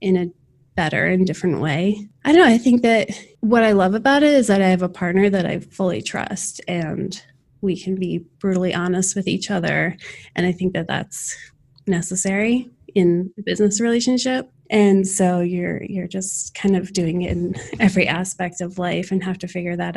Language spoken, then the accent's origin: English; Summit, New Jersey, United States; moved away as an adult; also born or lived in Winter Park, Florida; now in Florida, United States; I grew up in Summit, New Jersey, and moved down